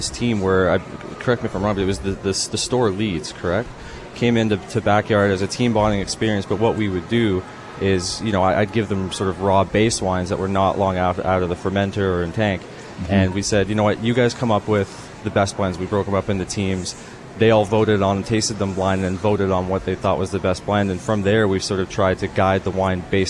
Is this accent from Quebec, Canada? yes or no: no; Ontario, Canada; I'm from Ontario